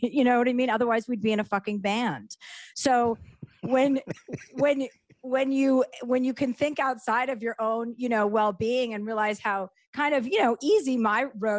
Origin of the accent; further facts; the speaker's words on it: Livingston, New Jersey, United States; Livingston, New Jersey.